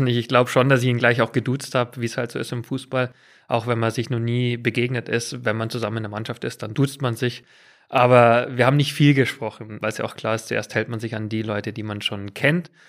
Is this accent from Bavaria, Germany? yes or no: yes; near Munich, Bavaria, Germany; accent: Bavarian; moved away as an adult; also born or lived in England; auf einem Bauernhof in der Nähe von München groß geworden